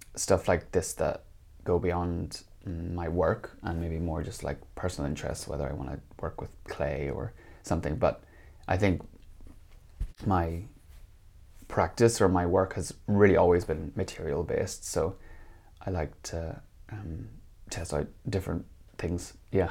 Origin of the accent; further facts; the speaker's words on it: Northern Ireland, United Kingdom; moved away as an adult; also born or lived in England / Copenhagen, Denmark; now in Finland; I'm, uh, Northern Irish, uh, which is, um, the northern part of Ireland